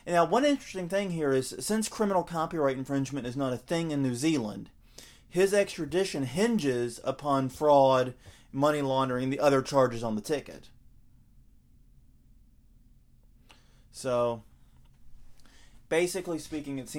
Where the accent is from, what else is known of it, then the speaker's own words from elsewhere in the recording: the South, United States; accent: southern; a southerner here with my accent